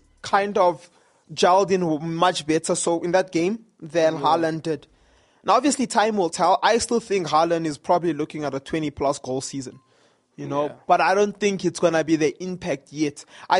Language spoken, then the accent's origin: English; South Africa; as a South African